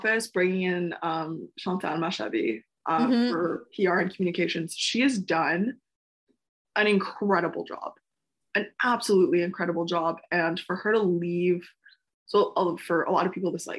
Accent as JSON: {"language": "English", "town": "Montreal", "region": "Quebec", "country": "Canada", "tie": "born or raised there", "said": "this is my hometown team"}